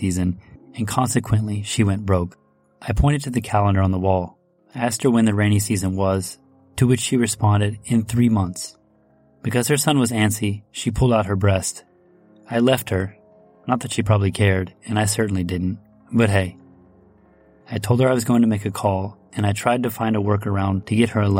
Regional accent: United States; moved away; also born or lived in France; I'm from America

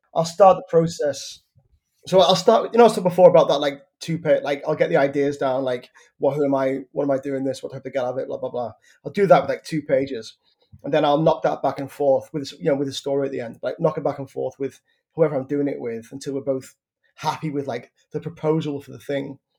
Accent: Liverpool, North West England, United Kingdom; my beach in my hometown. And I was like, oh, wow, so you've come all the way to this small town in North Liverpool

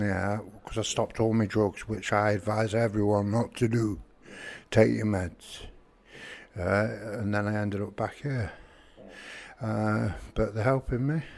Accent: Nottingham, East Midlands, United Kingdom; my hometown jail, which is Nottingham. I'm from Nottingham

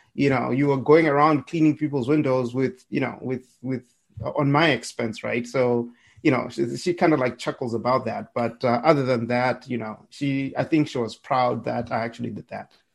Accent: Harare, Zimbabwe; moved away as an adult; now in United States; I'm from Zimbabwe. I was born and raised in Harare

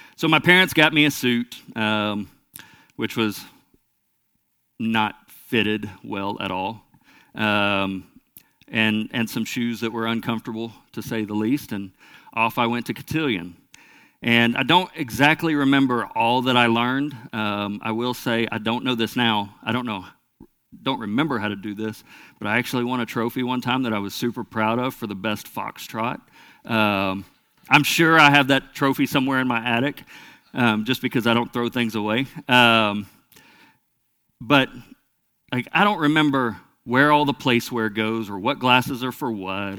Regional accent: Lone Oak, United States; I was raised in Lone Oak, which is a small town not far from here

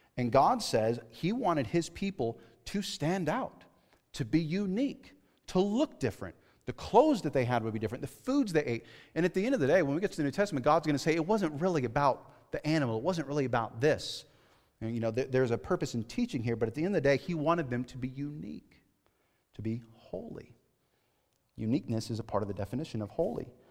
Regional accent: California, United States; moved away as an adult; I grew up in California, okay, right? I grew up in the city

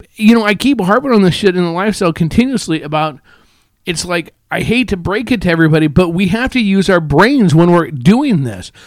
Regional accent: Omaha, Nebraska, United States; I grew up in Omaha

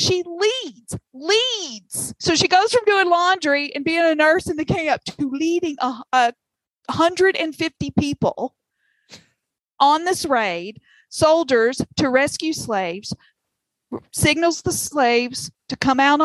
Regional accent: the South, United States; accent: southern; my southern accent

